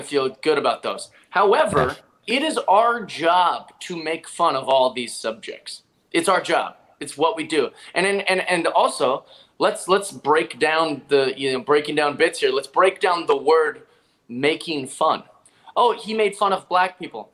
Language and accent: English; Seattle, Washington, United States; I'm from Seattle